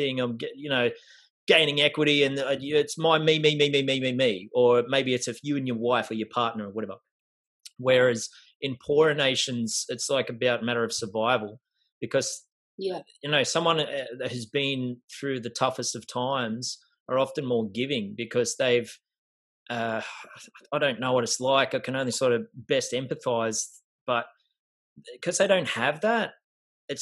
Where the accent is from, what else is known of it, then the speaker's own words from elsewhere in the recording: Australia; So as Australian